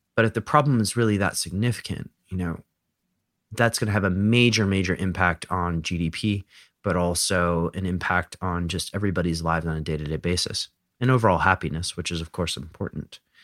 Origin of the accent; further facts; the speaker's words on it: United States; I was born in the United States